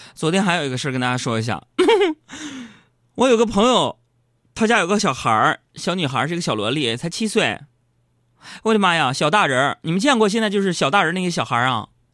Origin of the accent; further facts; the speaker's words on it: Northeast China, China; 我们东北人